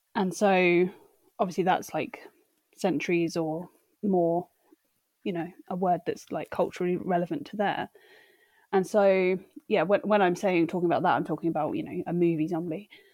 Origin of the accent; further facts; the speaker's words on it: United Kingdom; growing up in Britain